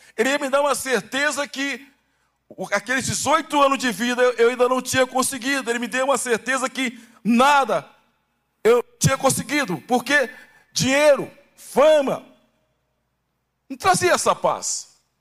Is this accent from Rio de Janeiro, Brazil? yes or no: yes; Baixada Fluminense, Rio de Janeiro, Brazil; moved away; also born or lived in Santos; Eu nasci no Rio de Janeiro, na Baixada Fluminense